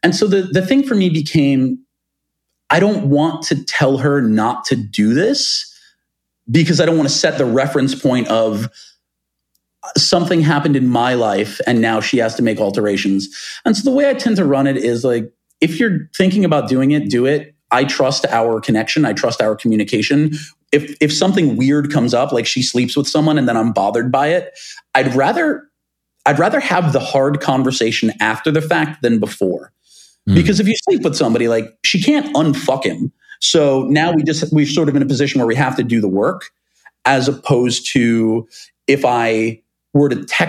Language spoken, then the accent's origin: English; New York, United States; Most of the friends with whom I grew up on Long Island, they no longer live in New York City.